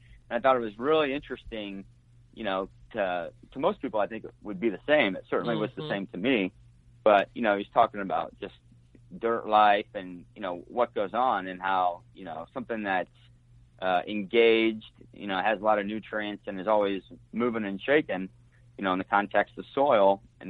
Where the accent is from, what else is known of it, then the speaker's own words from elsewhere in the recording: Springfield, Illinois, United States; Yeah, well, I grew up in Springfield, Illinois, and I think I was maybe 7 or 8, and my dad saw an ad in the local paper about 40 acres for sale in Brown County, Illinois.